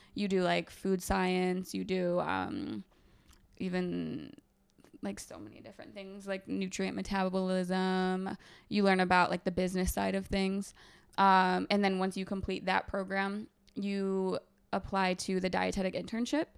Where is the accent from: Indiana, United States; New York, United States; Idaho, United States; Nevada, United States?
New York, United States; Binghamton; moved away as an adult; also born or lived in Ithaca, New York; now in New York City, United States; I'm originally from upstate New York, so, like, Binghamton area